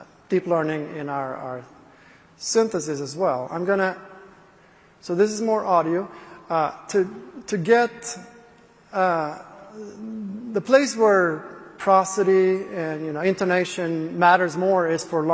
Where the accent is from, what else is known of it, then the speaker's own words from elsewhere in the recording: Sweden; English is a second language; I'm not a native speaker, so I'm from Sweden